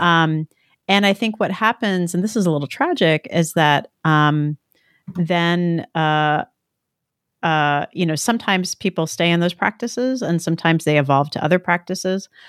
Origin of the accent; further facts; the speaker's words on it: New Jersey, United States; growing up in New Jersey